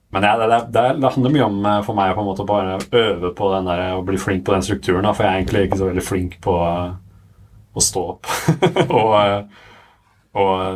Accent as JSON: {"language": "Norwegian", "town": "Sandvika", "region": "Akershus", "country": "Norway", "tie": "born or raised there", "said": "jeg er fra Sandvika. Ja. Og fra Bærum. Og um, har liksom vokst opp i, på Kalvøya"}